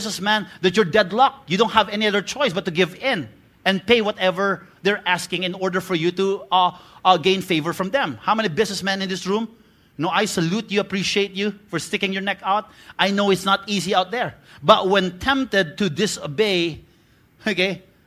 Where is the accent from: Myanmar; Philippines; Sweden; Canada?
Philippines; Bacolod, Western Visayas; I'm from Bacolod